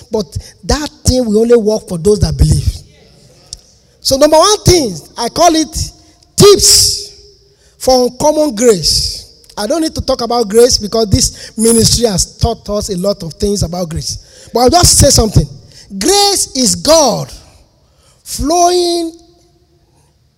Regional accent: Lagos, Nigeria; moved away; also born or lived in Ondo State; I'm a Lagos boy. I was born in Lagos.

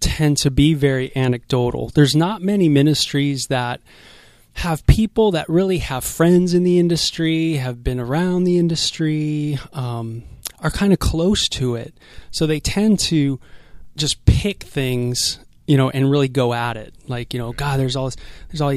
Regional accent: Los Angeles, California, United States; I'm from North Hollywood

